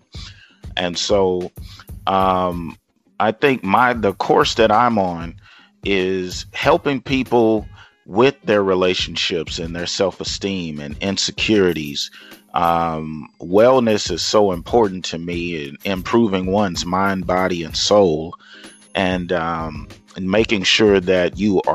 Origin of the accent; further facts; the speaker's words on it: Lufkin, Texas, United States; I am originally from East Texas, Lufkin, Texas